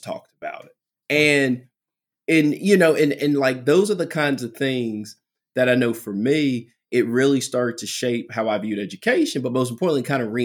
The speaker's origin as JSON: {"language": "English", "region": "Southwest Virginia", "country": "United States", "accent": "country", "said": "I'm very country. You know, I'm from Southwest Virginia."}